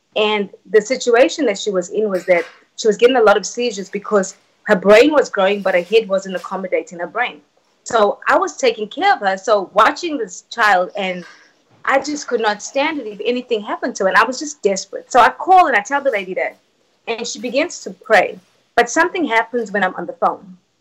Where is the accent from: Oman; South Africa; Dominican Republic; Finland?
South Africa; moved away; I was born and raised in South Africa.